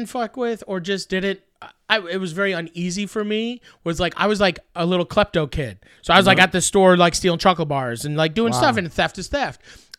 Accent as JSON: {"language": "English", "town": "Truro", "region": "Nova Scotia", "country": "Canada", "tie": "born or raised there", "also_born_or_lived": "Saint John / Dartmouth / Quispamsis", "said": "I was born in St. John, New Brunswick, and then moved to Truro, Nova Scotia. Shout out to Truro."}